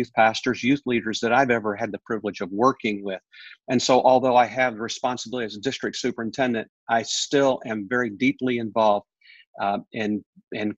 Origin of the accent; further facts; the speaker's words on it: Pennsylvania, United States; I grew up there from my teenage years. I grew up in a church in Pennsylvania.